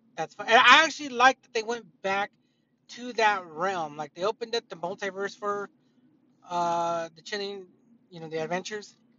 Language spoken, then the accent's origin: English; United States; I'm an American.